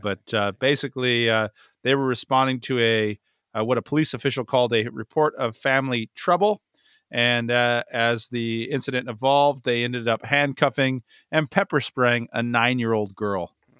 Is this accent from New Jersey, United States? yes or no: no; San Diego, California, United States; also born or lived in Los Angeles; moved here when I was very young, so San Diego teams quickly became my teams